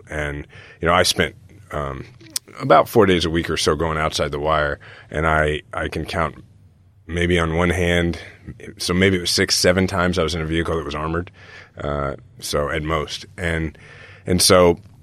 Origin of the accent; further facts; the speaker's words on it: Kansas City, Missouri, United States; we're from Kansas City